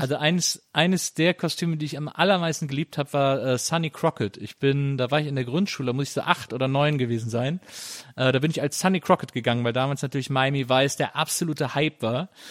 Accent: Rhineland, Germany; ich komme aus dem Rheinland, deswegen haben wir Karneval gefeiert

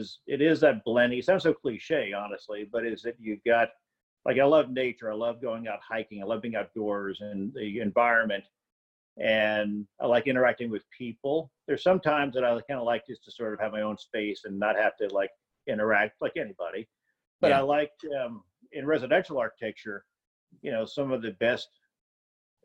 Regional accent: Houston, Texas, United States; also born or lived in New Orleans, Louisiana; I was born in New Orleans, but then we lived in Houston in the suburbs, actually.

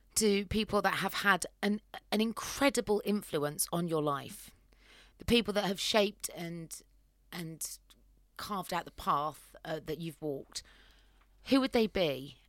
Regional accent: Cheltenham, South West England, United Kingdom; I'm from Cheltenham, which is the sister town to the city of Gloucester

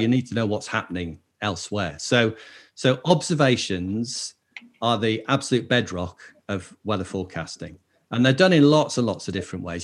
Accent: Lake District, North West England, United Kingdom; I grew up in the Lake District

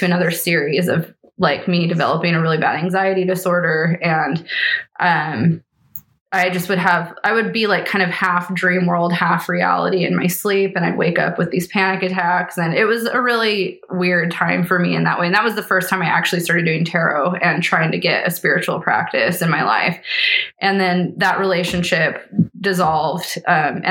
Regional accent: Eastern Washington, United States; I grew up in Eastern Washington

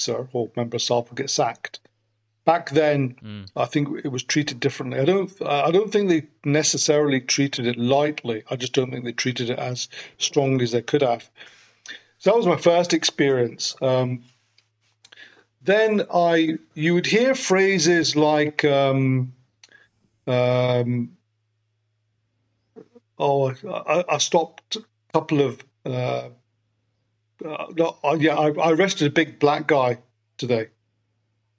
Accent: Glasgow, Scotland, United Kingdom; accent: Birmingham; moved away; also born or lived in London; As your listeners can probably tell from my Birmingham accent, I'm actually from Glasgow initially.

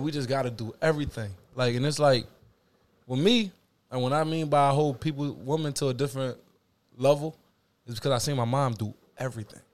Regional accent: Philadelphia, Pennsylvania, United States; I'm from Philly

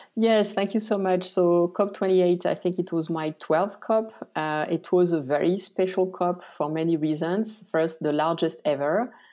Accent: France; moved away as an adult; also born or lived in Tajikistan / Santiago, Chile; I was actually born in France. Uh, I grew up in the countryside

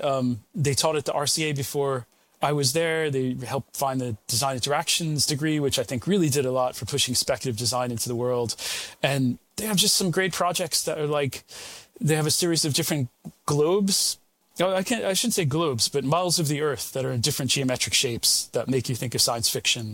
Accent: United States; now in United Kingdom; I'm American originally, although American and British now these days

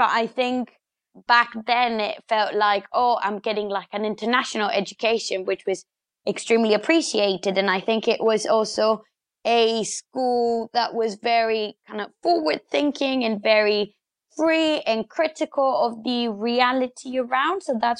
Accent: Bogota, Bogotá Capital District, Colombia; English is a second language; So yeah, as you said, I grew up in Colombia. I grew up in Bogota, the capital

